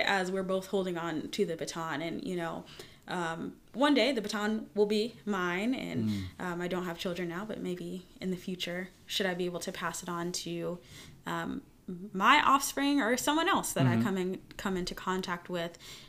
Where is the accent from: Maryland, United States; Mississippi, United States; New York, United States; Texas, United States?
New York, United States; accent: New York; That's my New York accent. Don't judge me, listeners.